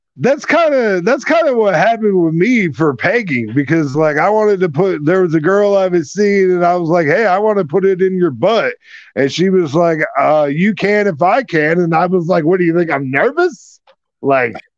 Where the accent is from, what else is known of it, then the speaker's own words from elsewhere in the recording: Iowa, United States; growing up in Iowa